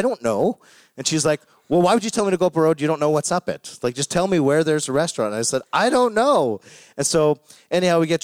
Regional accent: Calgary, Alberta, Canada; moved away as an adult; now in Cold Lake, Canada; I grew up in Calgary

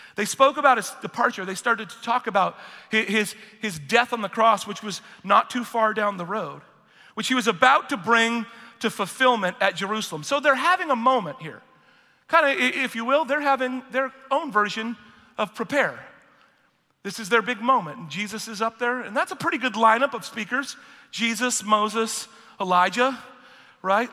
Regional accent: United Kingdom; I'm British

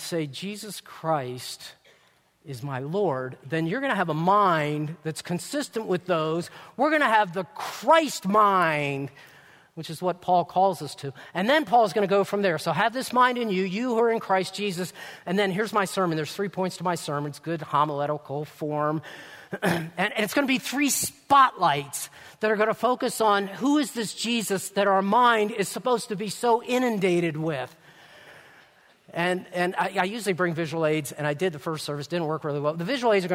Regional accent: Maryland, United States; now in Indiana, United States; Don and I weren't born, but we grew up in Maryland

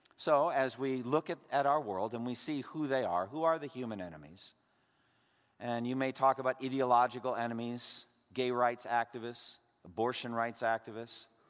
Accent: Massachusetts, United States; my home state, Massachusetts

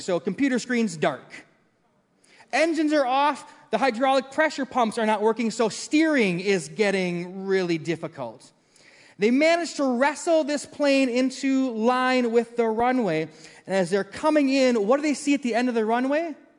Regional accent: Maple Grove, Minnesota, United States; I grew up in Maple Grove. We moved there when it was farmland

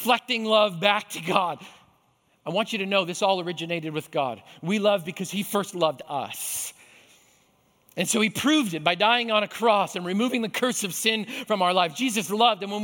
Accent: Canada; I grew up in Canada

